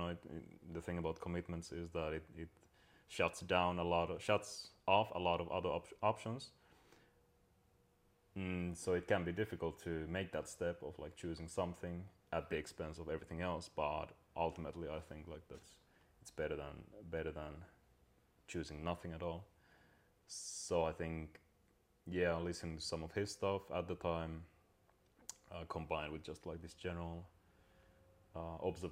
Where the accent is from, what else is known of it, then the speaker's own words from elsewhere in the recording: Finland; when I grew up in Finland